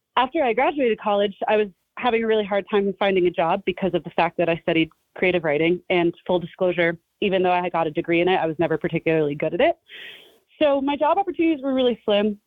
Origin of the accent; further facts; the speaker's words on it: New Jersey, United States; I grew up in New Jersey, in North Jersey, not too far from New York City